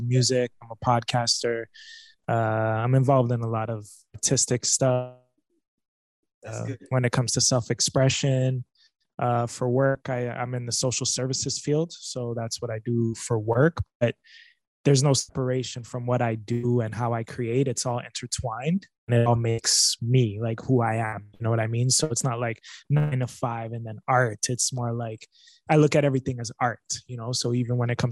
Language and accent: English; Niagara, Ontario, Canada; I grew up in Niagara